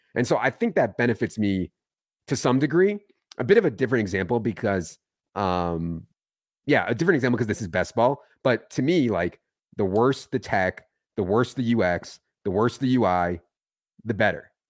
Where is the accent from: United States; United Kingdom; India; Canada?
United States; Virginia; moved away; also born or lived in Philadelphia; I grew up in Virginia, not, not Philadelphia